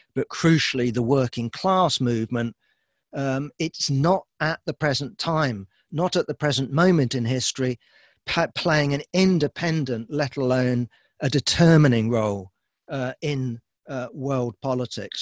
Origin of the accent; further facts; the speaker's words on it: United Kingdom; I'm, I'm British